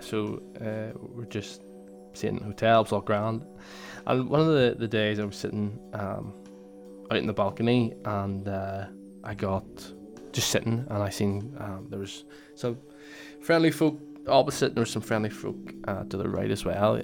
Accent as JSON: {"language": "English", "region": "Northern Ireland", "country": "United Kingdom", "said": "Northern Ireland, and I would say I'm Northern Irish"}